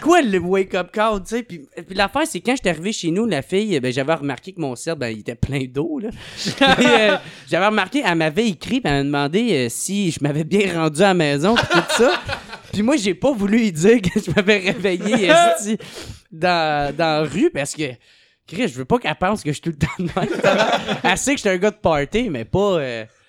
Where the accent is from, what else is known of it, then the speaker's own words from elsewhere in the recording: Gatineau, Quebec, Canada; je viens de Gatineau